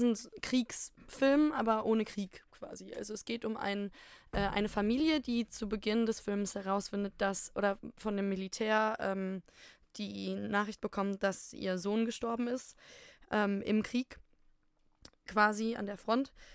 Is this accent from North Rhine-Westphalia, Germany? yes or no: yes; Ruhr area, North Rhine-Westphalia, Germany; bei uns im Pott